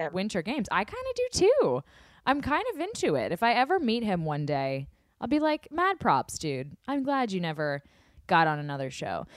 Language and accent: English; the South, United States; I am from the South.